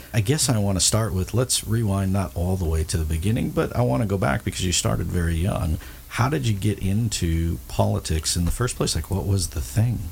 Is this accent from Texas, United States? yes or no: no; San Diego, California, United States; I grew up in San Diego